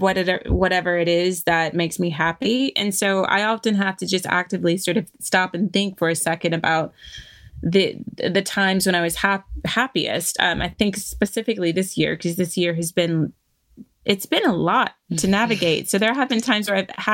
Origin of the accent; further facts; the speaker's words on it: Virginia, United States; moved away as an adult; now in London, United Kingdom; I grew up in Virginia, in the South, I had a perfectly lovely and enjoyable childhood